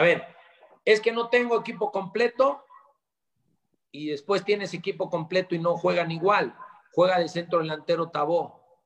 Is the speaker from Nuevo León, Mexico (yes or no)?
no; Puebla, Mexico; Soy poblano de nacimiento